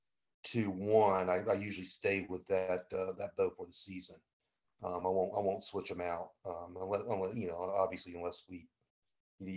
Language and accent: English; Indian River Lagoon, Florida, United States; I grew up on the Indian River Lagoon